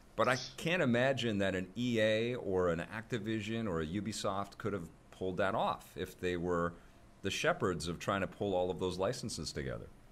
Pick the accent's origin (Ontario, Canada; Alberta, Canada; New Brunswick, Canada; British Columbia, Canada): British Columbia, Canada; Vancouver; I'm representing Canada here, I guess I'm from Vancouver